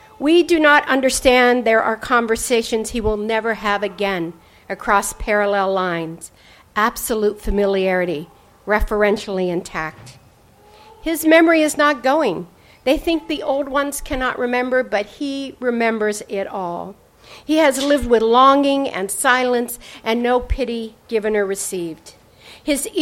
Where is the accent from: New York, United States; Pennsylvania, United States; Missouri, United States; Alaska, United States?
Pennsylvania, United States; Pennsylvania-West Virginia border, United States; now in California, United States; I grew up on the Pennsylvania-West Virginia border in a small town of 700 people